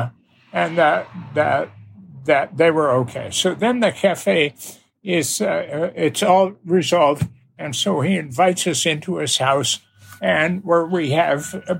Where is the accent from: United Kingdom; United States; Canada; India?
Canada; we're from Canada